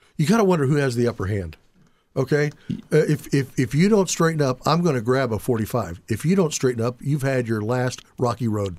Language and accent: English; Indianapolis, Indiana, United States; I grew up in Indianapolis